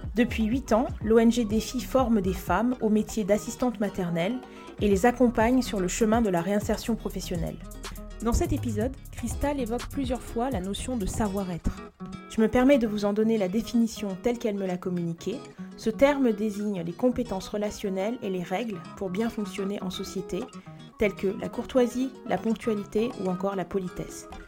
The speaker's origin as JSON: {"language": "French", "country": "Côte d’Ivoire", "tie": "born or raised there", "moved": "yes", "said": "j'ai grandi en Côte d'Ivoire"}